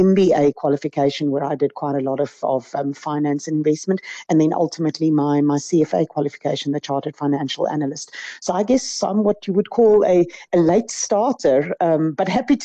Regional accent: Centurion, Gauteng, South Africa; also born or lived in Pretoria; I grew up in what is now known as Centurion. It was Verwoerdburg at the time.

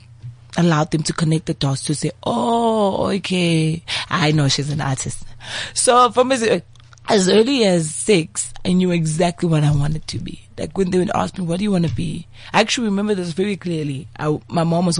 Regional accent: Manzini, Eswatini; now in South Africa; growing up in Manzini

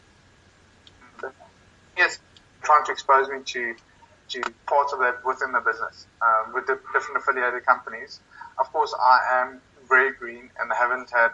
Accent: South Africa; moved away as an adult; also born or lived in London; as a South African

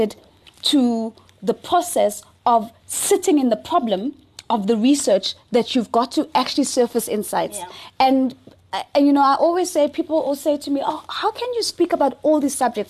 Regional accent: South Africa; I am unapologetically African first and foremost. I don't care for being South African

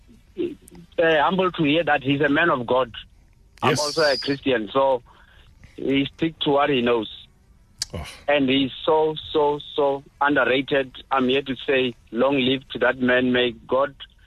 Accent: Venda, Limpopo, South Africa; I'm from Venda, so I grew up supporting Chiefs

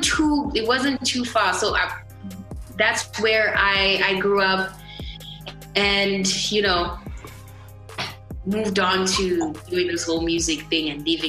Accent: Mutare, Manicaland, Zimbabwe; also born or lived in Bulawayo; Yeah, so I was born in Bulawayo, moved a lot. And then from, I think, I should say my teenage years to my adulthood was in Mutare.

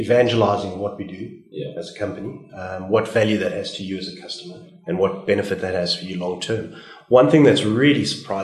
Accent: South Africa; I'm a South African

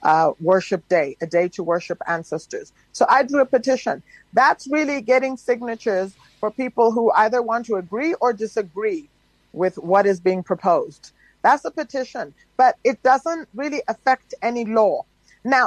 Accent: South Africa; we as South African citizens

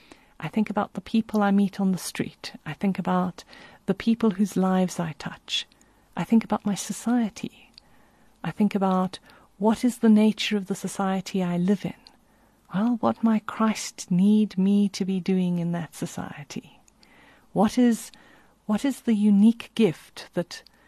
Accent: South Africa; I think about growing up in South Africa

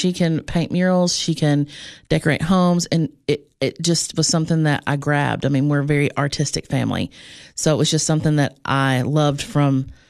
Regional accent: Cookeville, Tennessee, United States; I did. I was, I'm from Cookeville.

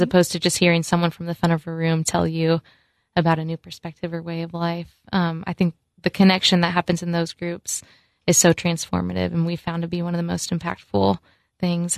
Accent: Florida, United States; moved away; I went fishing a lot growing up in Florida

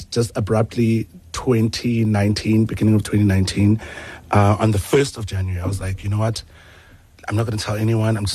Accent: Port Elizabeth, Eastern Cape, South Africa; now in Johannesburg, South Africa; So I was born in Port Elizabeth

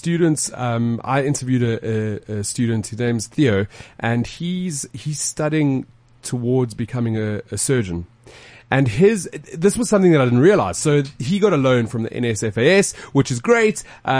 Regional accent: South Africa; As a South African, everybody's opinion does matter.

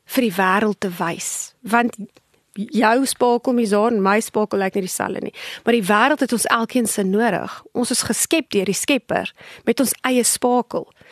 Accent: South Africa; ons as Afrikaners is geneig daartoe om ons het groot geword in 'n konteks van kinders word gesien en nie gehoor nie

